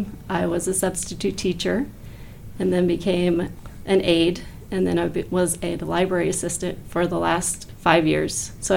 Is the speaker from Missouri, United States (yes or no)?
yes; Harrisburg, Missouri, United States; So I am originally from Harrisburg. I've been at Harrisburg my whole life